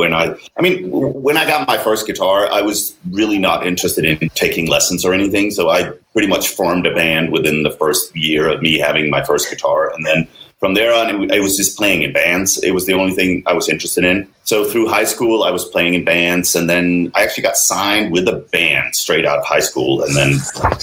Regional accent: Denmark; moved away; I'm originally from Denmark

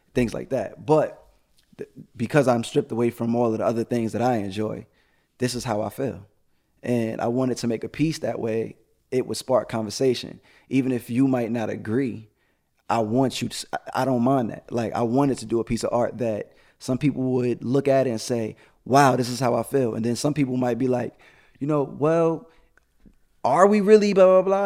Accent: New York City, New York, United States; now in Atlanta, United States; I am from Brooklyn, New York

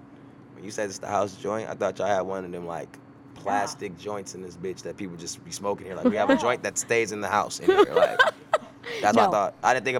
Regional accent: Texas, United States; I am from Texas. Yeah, I am a Texas man. I am from Texas, Texas first.

